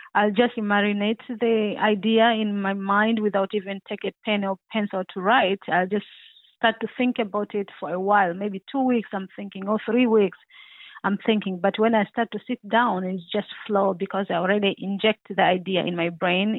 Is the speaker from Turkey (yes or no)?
no; Tanzania; I'm original from Tanzania, East Africa